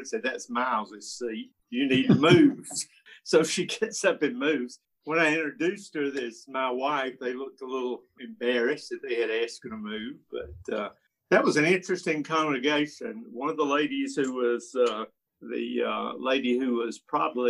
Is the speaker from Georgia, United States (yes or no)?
yes; Atlanta, Georgia, United States; And I am a native of Atlanta